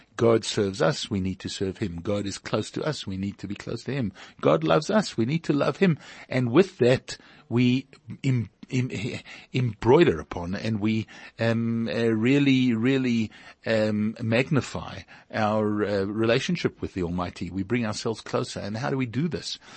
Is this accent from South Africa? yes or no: yes; Pretoria, Gauteng, South Africa; moved away; We came from Pretoria.